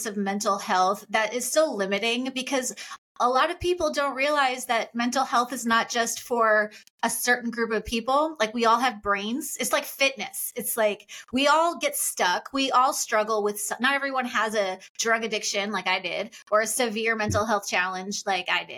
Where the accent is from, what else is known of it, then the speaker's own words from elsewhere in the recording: Long Island, New York, United States; I grew up on Long Island